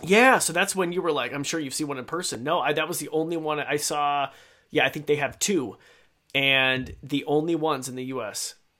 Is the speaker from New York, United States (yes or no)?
no; Idaho, United States; I grew up in Idaho